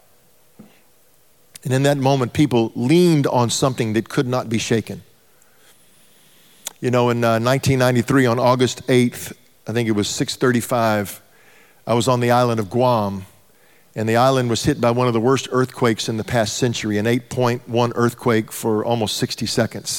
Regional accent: Texas, United States; I'm from Texas

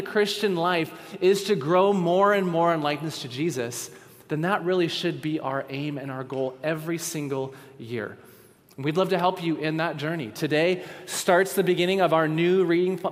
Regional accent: West Coast, United States; now in Virginia, United States; We grew up on the West Coast

